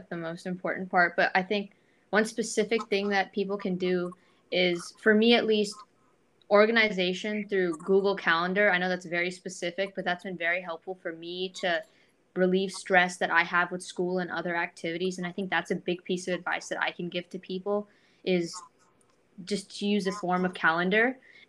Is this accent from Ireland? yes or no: no; India; I'm from India and I've gone to India and I've seen, you know, that there's poverty there and I see people have suffered there.